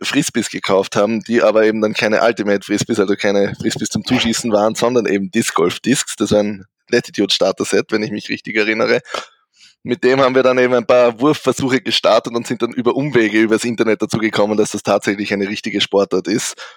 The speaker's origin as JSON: {"language": "German", "town": "St. Pölten", "region": "Lower Austria", "country": "Austria", "tie": "born or raised there", "said": "Bin eben aus Österreich, genauer aus St. Pölten"}